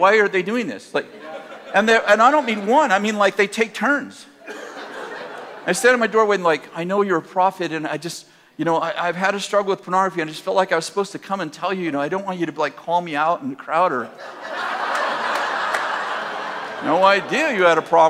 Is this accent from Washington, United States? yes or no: no; Weaverville, California, United States; also born or lived in Redding, California; But Reading is not my hometown. Weaverville is.